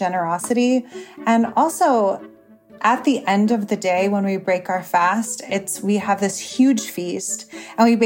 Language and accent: English; Chicago, Illinois, United States; moved away as an adult; also born or lived in Syria; now in Dubai, United Arab Emirates; my family is originally from Syria and I was born and raised in the Chicagoland area